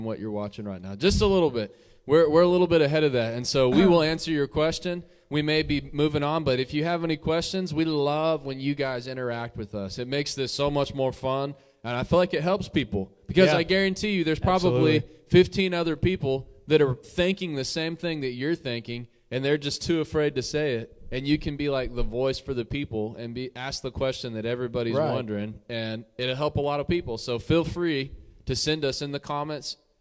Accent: New Mexico, United States; moved away; I'm from New Mexico.

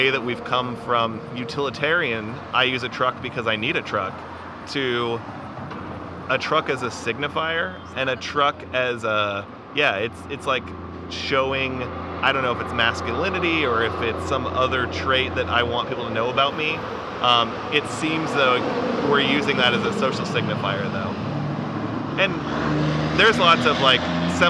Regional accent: Lincoln, Nebraska, United States; now in Omaha, United States; I grew up in Lincoln

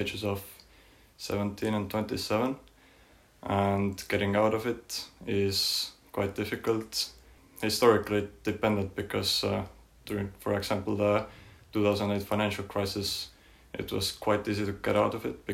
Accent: Tallinn, Harju County, Estonia; moved away as an adult; I'm from Tallinn, the capital city of Estonia

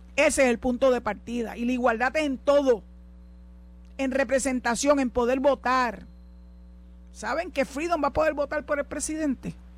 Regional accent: Puerto Rico

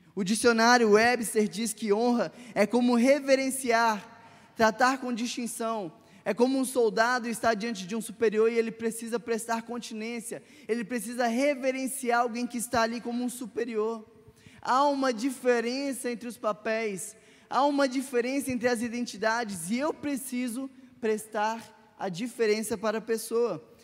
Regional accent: Minas Gerais, Brazil; Como bons mineiros

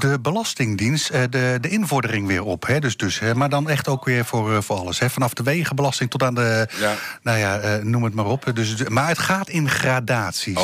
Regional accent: Zwolle, Overijssel, Netherlands; moved away; ik kwam uit Zwolle daar, daar, een beetje daar die kant op

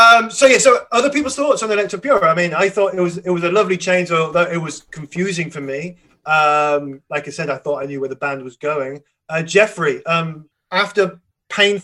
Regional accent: England, United Kingdom; I'm just pronouncing it as an English person

